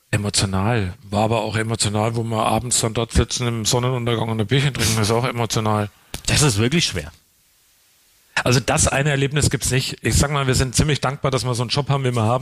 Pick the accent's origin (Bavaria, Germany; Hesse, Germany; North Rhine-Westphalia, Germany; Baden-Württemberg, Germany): Bavaria, Germany; Coburg; Ich bin aus Coburg. Ähm, und äh, der Coburger an sich hat ja nicht wirklich den, den einen Dialekt.